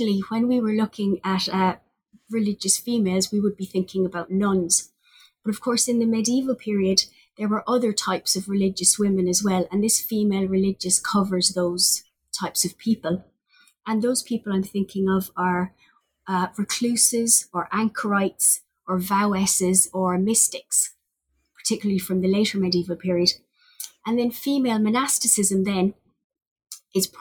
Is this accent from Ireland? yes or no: yes; Limerick, Munster, Ireland; also born or lived in Cork, Ireland; I'm a native of Limerick on the west coast of Ireland.